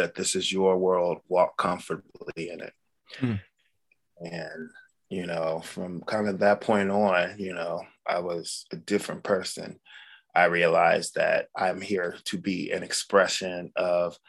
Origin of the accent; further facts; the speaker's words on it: Los Angeles, California, United States; also born or lived in Sacramento / Culver City; I was born in Culver City, Los Angeles, and I kind of grew up both in Los Angeles and Sacramento